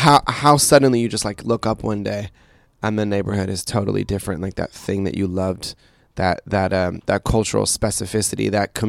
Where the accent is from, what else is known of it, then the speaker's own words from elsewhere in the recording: Oakland, California, United States; also born or lived in Berkeley, California; I grew up in Berkeley and Oakland